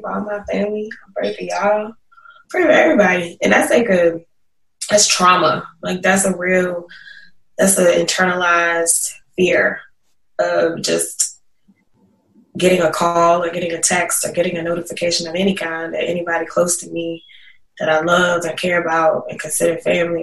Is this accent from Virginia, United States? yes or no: yes; Smithfield, Virginia, United States; moved away; growing up in Isle of Wight County.